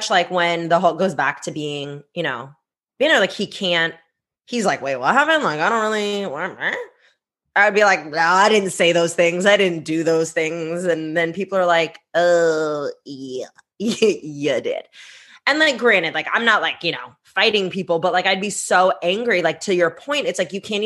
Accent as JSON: {"language": "English", "area": "Bay Area", "region": "California", "country": "United States", "second_language": "English", "said": "I'm from the Bay Area. Like, San Francisco, I can throw a stone at San Francisco. I'm in Oakland"}